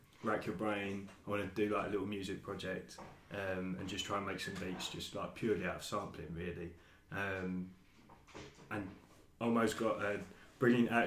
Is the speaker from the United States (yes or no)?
no; Basildon, East of England, United Kingdom; Basildon, where I grew up